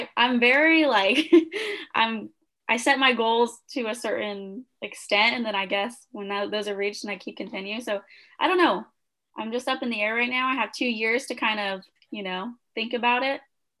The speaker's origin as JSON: {"language": "English", "area": "Kern County", "region": "California", "country": "United States", "tie": "born or raised there", "said": "since I grew up in Kern County, I wanted to come back to CSUB"}